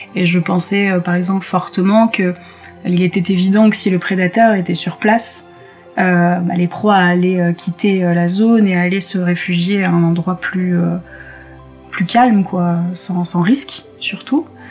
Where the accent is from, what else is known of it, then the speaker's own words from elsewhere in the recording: Côte d’Ivoire; also born or lived in South of France / Occitanie / French Alps; now in France; Je suis née en Côte d'Ivoire, donc en Afrique